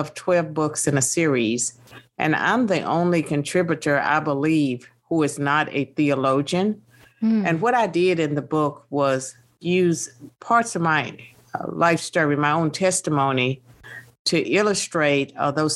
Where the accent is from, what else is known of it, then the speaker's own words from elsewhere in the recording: Virginia, United States; born and raised in Virginia